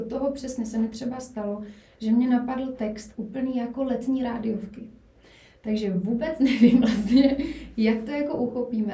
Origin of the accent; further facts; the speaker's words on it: Brno, South Moravian Region, Czechia; moved away as an adult; now in Prague, Czechia; původem jsem z Brna, byť už, už pár let žiju v Praze